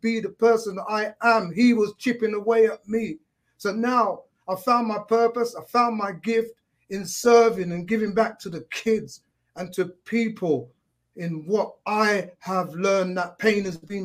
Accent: London, United Kingdom; I'm from London, England

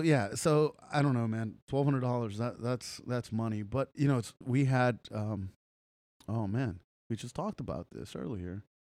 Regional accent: Los Angeles, California, United States; moved away; growing up in Los Angeles

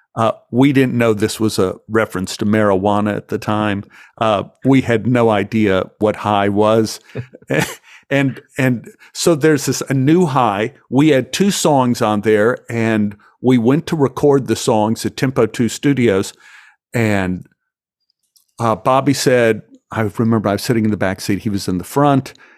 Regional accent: Dallas, Texas, United States; born or raised there

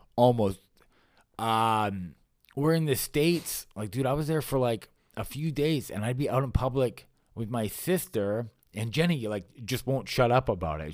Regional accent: Canada; I grew up in Canada. I guess I wasn't born here, but I've lived here since

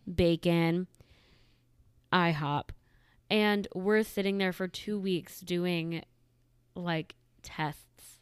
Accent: Midwest, United States; moved away; also born or lived in the South; where I grew up in the Medi-, Midwest

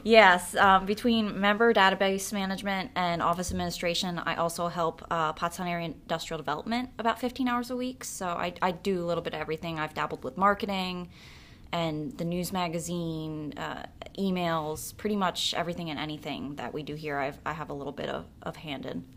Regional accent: Pike Township, Pennsylvania, United States; also born or lived in Pottstown; I grew up in Pike Township, which is in Berks County, uh, specifically the Hill Church area. and I actually still reside there

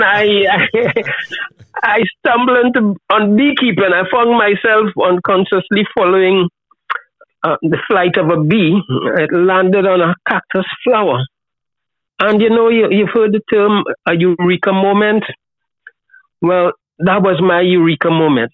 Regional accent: Trinidad & Tobago; moved away as an adult; now in Tobago, Trinidad and Tobago; I was born in Trinidad. But I've been coming to Tobago, which is, a small island, 60,000 people, 22 miles from Trinidad. My dad is from here.

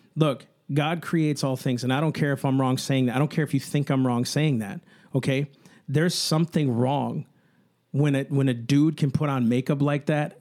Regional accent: United States

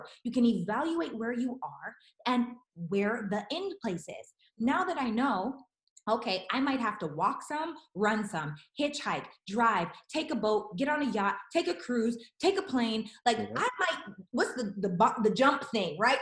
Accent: Regina, Saskatchewan, Canada; now in Los Angeles, United States; I'm from Regina, Saskatchewan, and I live in Los Angeles, California. So went from little house on the prairie to big city LA.

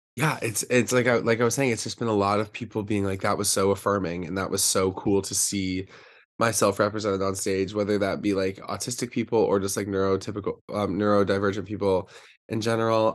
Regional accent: Charlotte, North Carolina, United States; I'm from Charlotte, North Carolina

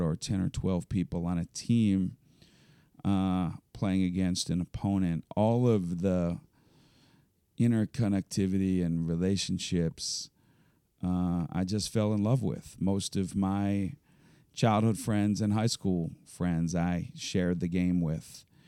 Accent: Elkins Park, Pennsylvania, United States; I grew up in Elkins Park, just over the city line in Cheltenham Avenue

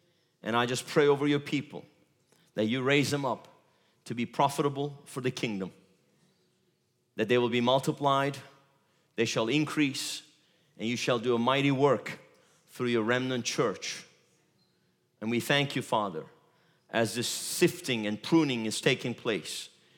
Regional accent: Turkey; English is a second language; moved away as an adult; now in United States; Look, I come from Turkey. God sent me and my wife here 3.5 years ago. He said, go to America, get ready.

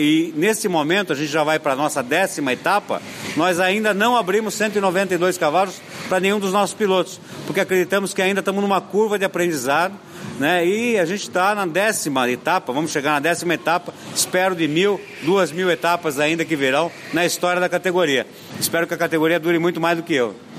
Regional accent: Brazil; nós como brasileiros

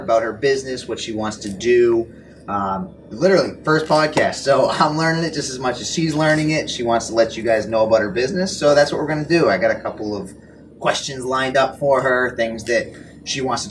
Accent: Cape Cod, Massachusetts, United States; I grew up on the Cape, left the Cape, came back

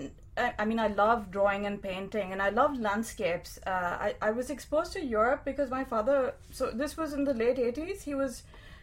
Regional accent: Pakistan; moved away; growing up in Pakistan

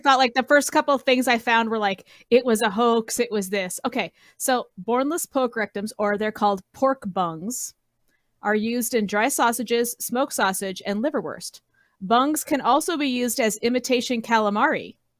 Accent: Colorado, United States; I grew up in Colorado

